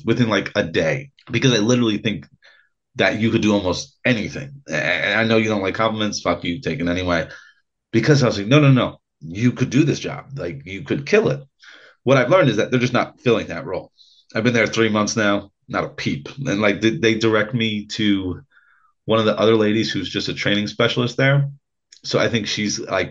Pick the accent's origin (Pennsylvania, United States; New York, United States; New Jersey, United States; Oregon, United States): New York, United States; Ulster County; I'm white trash from Ulster County, New York